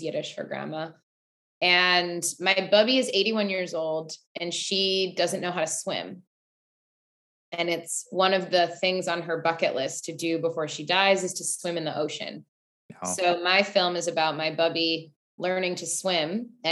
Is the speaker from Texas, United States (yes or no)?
no; Highland Park, Illinois, United States; I grew up in Highland Park, Illinois. It's a suburb of Chicago.